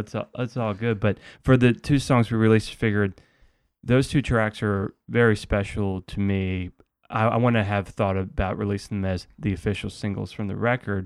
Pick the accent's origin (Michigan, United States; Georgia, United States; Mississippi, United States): Georgia, United States; Atlanta; also born or lived in Indiana; now in Athens, United States; I grew up in Atlanta